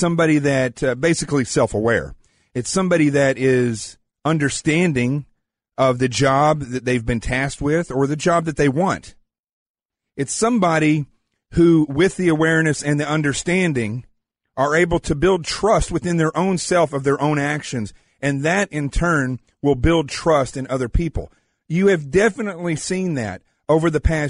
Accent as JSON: {"language": "English", "region": "the South", "country": "United States", "said": "I'm from the South."}